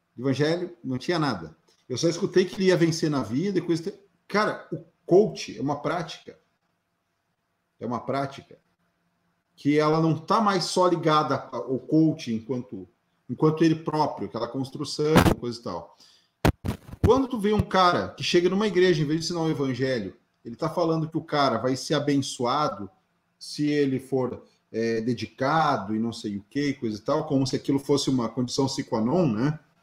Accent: Rio Grande do Sul, Brazil

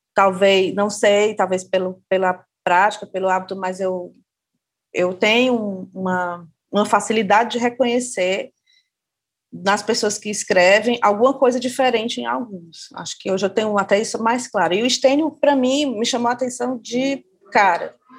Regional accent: Fortaleza, Ceará, Brazil; eu moro em Fortaleza, sou de Fortaleza, no Ceará

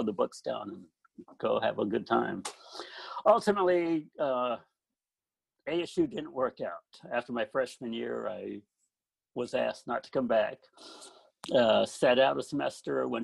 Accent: Phoenix, Arizona, United States; moved away as an adult; also born or lived in Gilbert, Arizona / Ithaca, New York; I grew up in Phoenix, Arizona, South Phoenix, and actually started out in a smaller town in Gilbert, Arizona

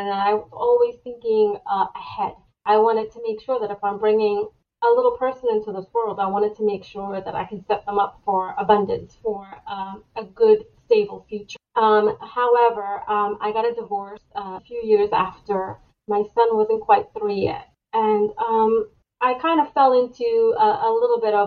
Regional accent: New York, United States; moved away as an adult; now in Florida, United States; I moved from New York, where I was raised, to Florida

